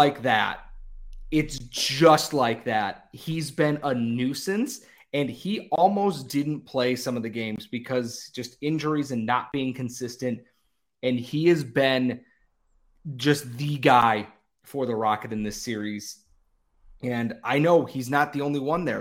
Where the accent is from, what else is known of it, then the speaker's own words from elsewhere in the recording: Rochester, New York, United States; I am from Rochester. I love my hometown team